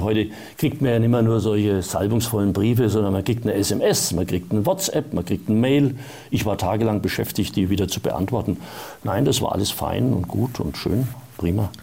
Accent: Erlangen, Bavaria, Germany; also born or lived in Munich; ich bin dorthin gefahren, wo ich aufgewachsen bin, wo meine Familie gelebt hat, nämlich nach Erlangen.

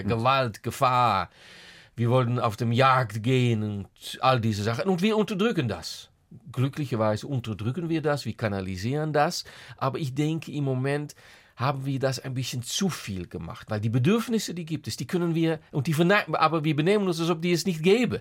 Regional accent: Netherlands; German is a second language; als Holländer

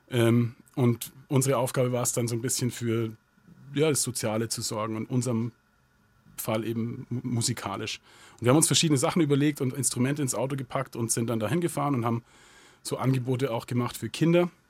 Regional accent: Southern Germany, Germany; Also es ist ja ein katholischer Gottesdienst und ich bin als Protestantenkind in Süddeutschland groß geworden.

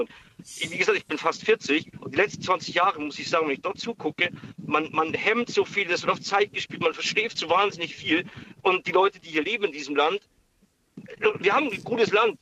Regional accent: area around Regensburg, Upper Palatinate, Bavaria, Germany; Ich komme aus der Gegend um Regensburg, also aus der Oberpfalz.

